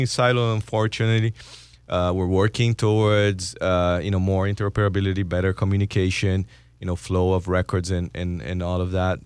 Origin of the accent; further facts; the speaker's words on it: Brazil; moved away; I'm from Brazil